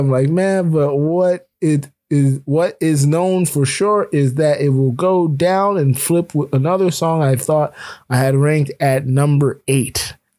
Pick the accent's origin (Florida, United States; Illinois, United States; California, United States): Florida, United States; growing up in Florida, when I was growing up, I almost drowned.